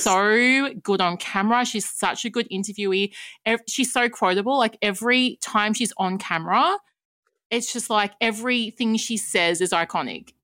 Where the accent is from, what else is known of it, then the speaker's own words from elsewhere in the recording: Australia; as an Australian